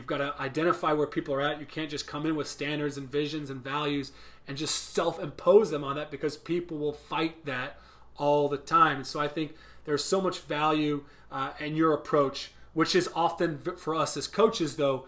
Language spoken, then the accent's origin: English; Ireland; moved away as an adult; now in United States; So Nate, when I came from Ireland to Tennessee, one of the first things I did was I had this very long detailed program identity and handbook that I had created.